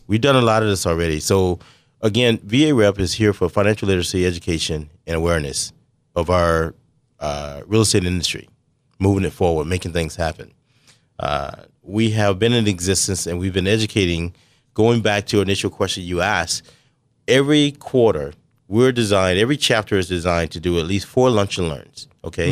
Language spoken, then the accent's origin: English; South Carolina, United States; also born or lived in Brooklyn, New York; now in San Diego, United States; being raised in South Carolina